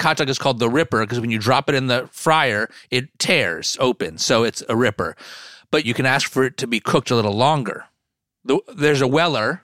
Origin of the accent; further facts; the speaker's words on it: New Jersey, United States; I'm from New Jersey, so I have a lot of, uh, affinity for Ruts Hut.